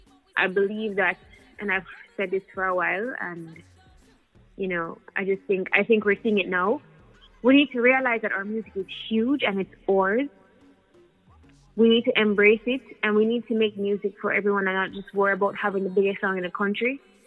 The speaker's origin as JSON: {"language": "English", "country": "Jamaica", "tie": "born or raised there", "also_born_or_lived": "United States", "said": "I grew up in the States and Jamaica, and it's important for me to blend both because I feel like that's who I am as a Jamaican"}